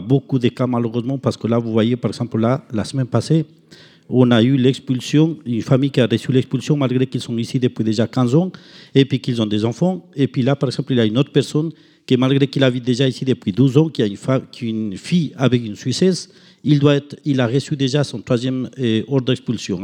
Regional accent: Ecuador; moved away; chez nous en Équateur

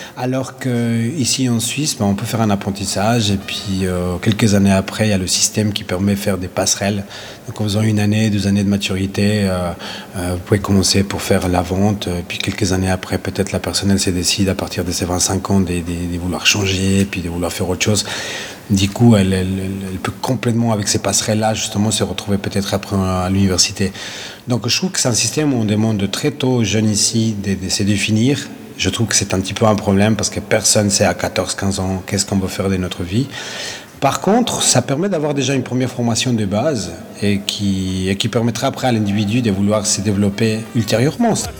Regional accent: Ecuador; now in Lausanne, Switzerland; Mon pays d'origine est euh, l'Équateur.

